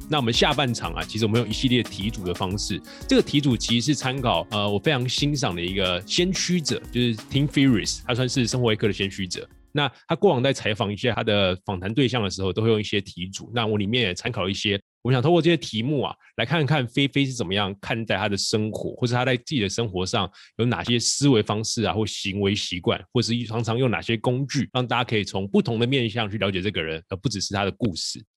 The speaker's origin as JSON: {"language": "Chinese", "country": "Taiwan", "accent": "Taiwanese", "said": "我们台湾口音"}